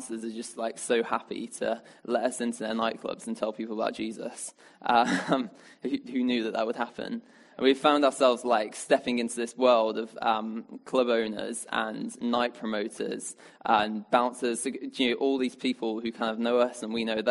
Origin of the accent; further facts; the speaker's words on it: Birmingham, West Midlands, United Kingdom; now in Oxford, United Kingdom; I come from Birmingham originally